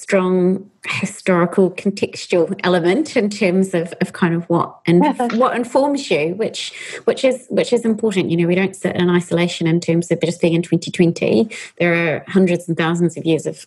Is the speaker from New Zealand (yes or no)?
yes; New Zealand; moved away as an adult; I'm from New Zealand originally, but having spent 17 years overseas coming back